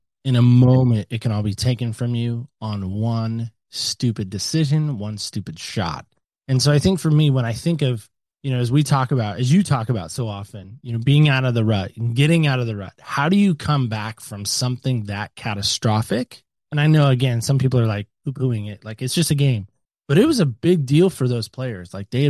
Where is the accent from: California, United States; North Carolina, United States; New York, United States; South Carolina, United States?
North Carolina, United States; Camp Lejeune; born there; I was born in Camp Lejeune, North Carolina. It's a military base.